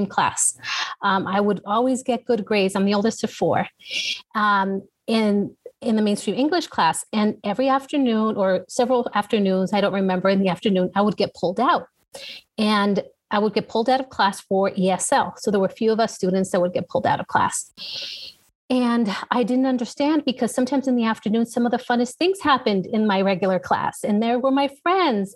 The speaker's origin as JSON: {"language": "English", "town": "Los Angeles", "region": "California", "country": "United States", "tie": "born or raised there", "moved": "as an adult", "lives_now": "San Antonio, United States", "said": "born and raised in Southern California"}